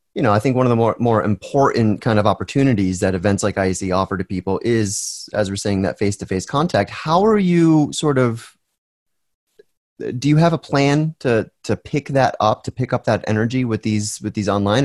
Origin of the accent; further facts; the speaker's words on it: Northeast of America, United States; I was born in the Northeast of America as opposed to the Southeast or the Southwest